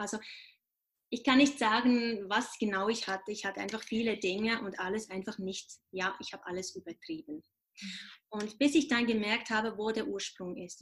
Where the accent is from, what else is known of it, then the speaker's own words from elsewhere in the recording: Switzerland; ich bin Schweizer